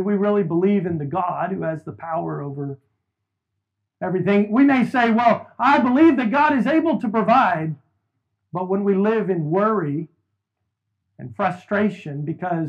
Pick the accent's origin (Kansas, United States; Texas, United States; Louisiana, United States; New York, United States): Texas, United States; Houston; we made the trip back here to my hometown, to Houston, to start this church almost 5 years ago